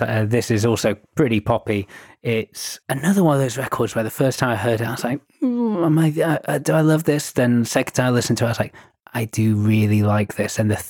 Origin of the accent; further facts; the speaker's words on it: Castleford, Yorkshire and the Humber, United Kingdom; now in London, United Kingdom; In my hometown of Castleford.